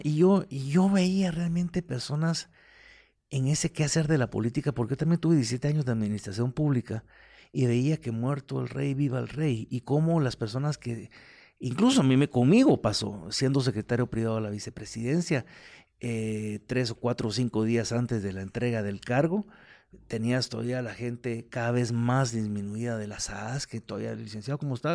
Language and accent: Spanish; Guatemala; como guatemalteco